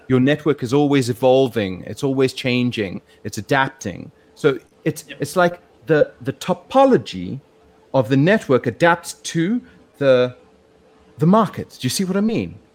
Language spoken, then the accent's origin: English; South Africa; moved away as an adult; now in Hong Kong; growing up in South Africa